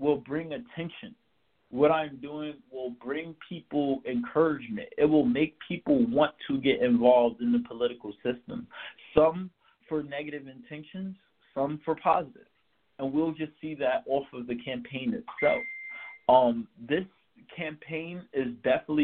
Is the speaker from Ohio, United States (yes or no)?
no; New York City, New York, United States; now in Albany, United States; I'm from Brooklyn, Crown Heights.